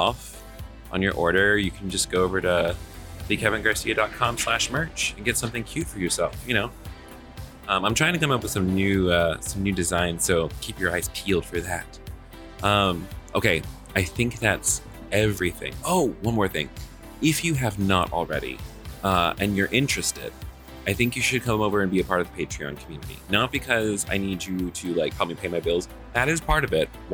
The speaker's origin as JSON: {"language": "English", "town": "Atlanta", "region": "Georgia", "country": "United States", "tie": "born or raised there", "said": "Atlanta, my hometown where I'm currently living"}